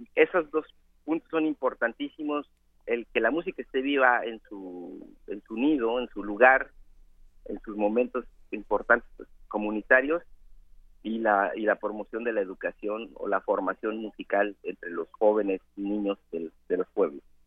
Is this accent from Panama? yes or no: no; Mixteca, Mexico; yo soy de la Mixteca